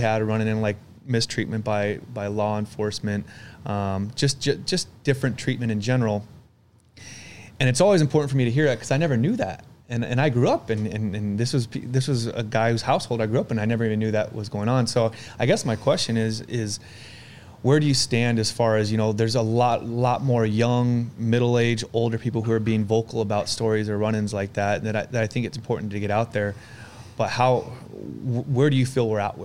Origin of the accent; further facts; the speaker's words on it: Arizona, United States; also born or lived in Chicago, Illinois; I moved from Chicago to Arizona and I was really young. I was 3 or 4 years old